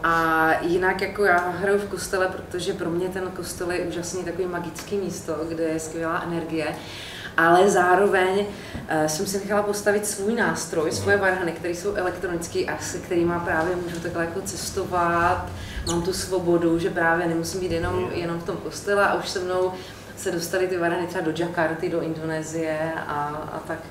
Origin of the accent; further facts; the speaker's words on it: Olomouc, Olomouc Region, Czechia; dětství jsem prožila v Olomouci